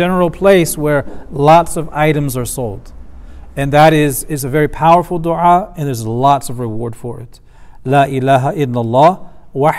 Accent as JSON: {"language": "English", "country": "United States", "said": "as an American man"}